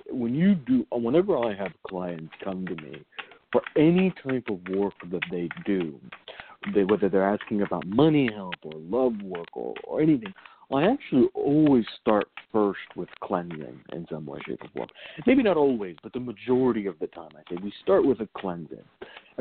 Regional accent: Virginia, United States; growing up in Virginia

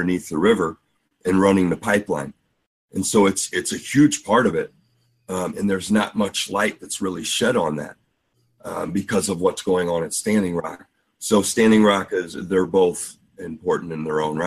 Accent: St. Louis, Missouri, United States; I'm from St. Louis

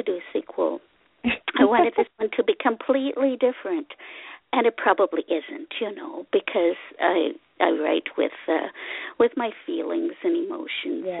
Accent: Ottawa, Ontario, Canada; English is a second language; also born or lived in Hungary; now in Cornwall, Canada; I came as a child from Hungary in gazillion years ago, and I lived in the capital city of Canada, Ottawa, for a good 40-some years

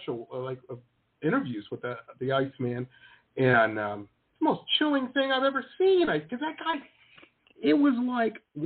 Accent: Detroit, Michigan, United States; I grew up in Detroit or across the river from Windsor.

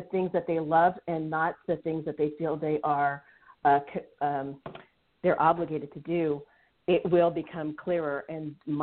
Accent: United States; also born or lived in Indonesia (family ancestry); I'm first generation American. My family came from Indonesia

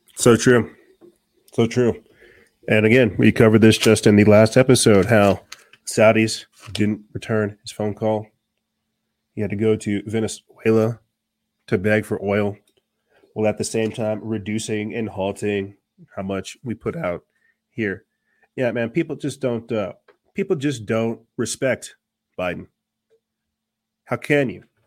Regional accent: Florence, South Carolina, United States; my home state

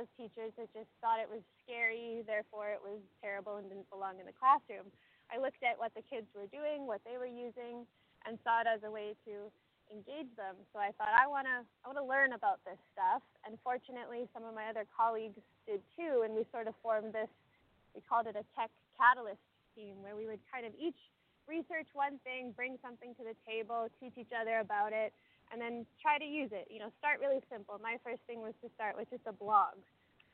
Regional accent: Regina, Saskatchewan, Canada; I grew up in a town called Regina.

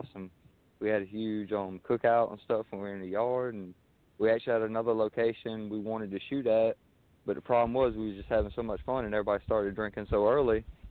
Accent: South Carolina, United States; the way we grew up around here in South Carolina.

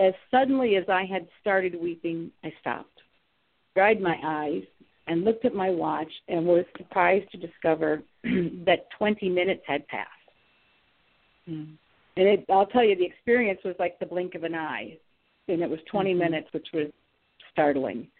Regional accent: Ohio, United States; now in Atlanta, United States; I live in Atlanta, but I'm from Ohio

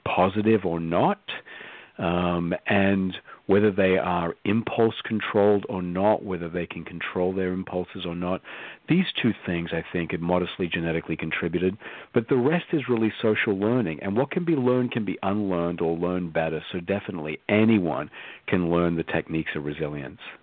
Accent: Australia; moved away as an adult; I was born and raised in Australia

